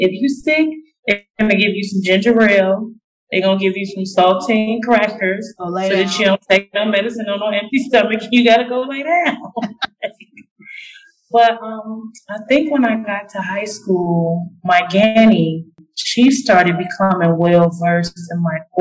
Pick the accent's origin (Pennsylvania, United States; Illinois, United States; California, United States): Illinois, United States; Springfield; I'm originally from Illinois. Small town, the capital, Springfield